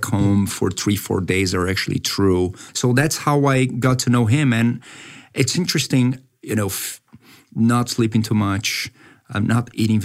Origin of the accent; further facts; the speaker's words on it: Brazil; I was born and raised in Brazil, but my grandparents came from Japan a long time ago